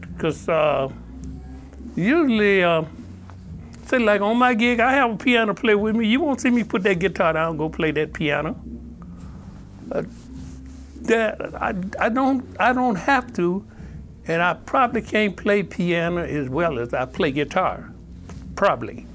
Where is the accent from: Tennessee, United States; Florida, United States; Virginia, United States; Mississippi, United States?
Mississippi, United States; growing up in Mississippi